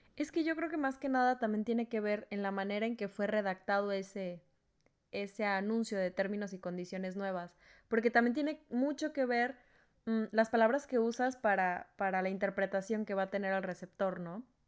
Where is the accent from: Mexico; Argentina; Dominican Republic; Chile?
Mexico; Culiacán, Sinaloa; moved away; also born or lived in Veracruz; en Culiacán, de donde yo soy